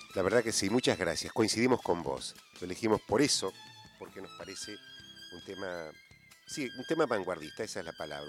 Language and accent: Spanish; Argentina; nosotros pensamos, los argentinos, que, que no somos latinoamericanos